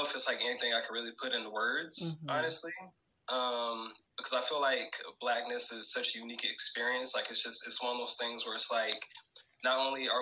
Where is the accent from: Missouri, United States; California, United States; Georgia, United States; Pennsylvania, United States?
Georgia, United States; now in Portland, United States; I'm originally from a small town called Hope You Like It, Georgia